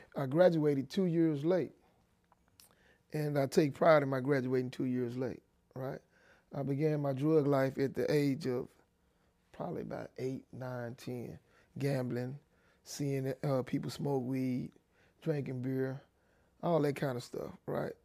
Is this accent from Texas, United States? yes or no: yes; Dallas, Texas, United States; also born or lived in Denison, Texas; I was born in Denison, Texas, right outside of Dallas, Texas. I was raised in Oak Cliff